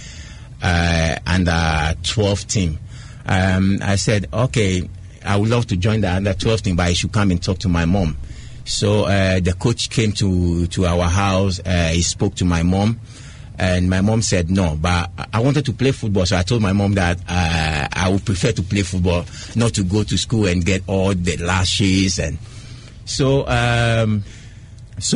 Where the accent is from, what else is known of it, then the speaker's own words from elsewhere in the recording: Chorkor, Greater Accra, Ghana; when I was born in Choco, I'm in a fishing community, grew up in Choco